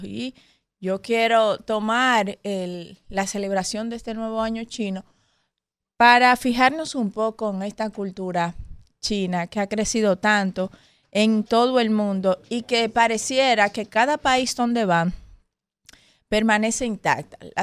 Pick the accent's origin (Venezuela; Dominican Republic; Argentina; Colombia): Dominican Republic; nosotros como dominicanos